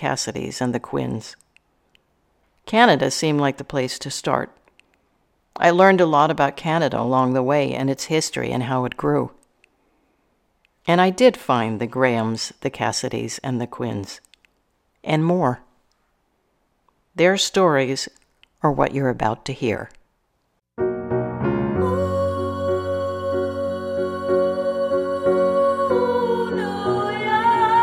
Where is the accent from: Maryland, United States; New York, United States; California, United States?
California, United States; Santa Barbara; Growing up in Santa Barbara